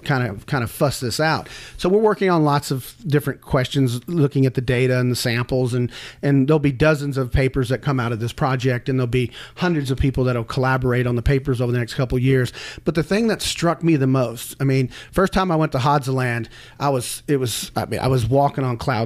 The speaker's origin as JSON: {"language": "English", "region": "Texas", "country": "United States", "tie": "born or raised there", "said": "I grew up in Texas hunting"}